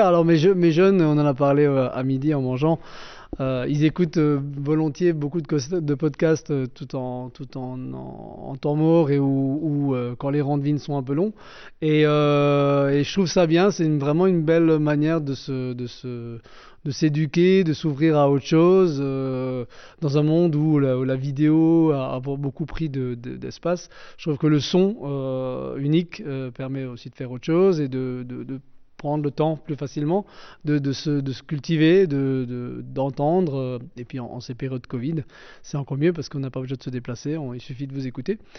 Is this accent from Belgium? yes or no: no; Alsace, France; on est combien d'Alsaciens